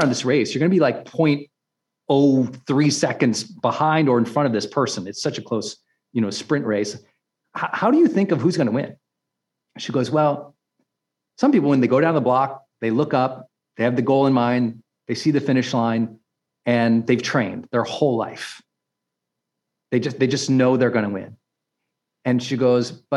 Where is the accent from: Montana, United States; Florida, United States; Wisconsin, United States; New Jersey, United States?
Montana, United States; I'm from Montana